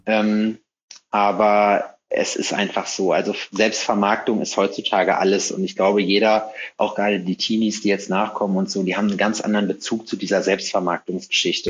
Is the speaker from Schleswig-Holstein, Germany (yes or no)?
no; North Rhine-Westphalia, Germany; moved away as an adult; now in Jena, Germany; Ich komme aus Nordrhein-Westfalen ursprünglich.